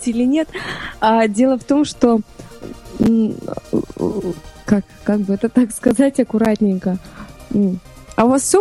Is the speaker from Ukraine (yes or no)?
no; Baku, Azerbaijan; Я, я родом из Баку. У меня было разное детство.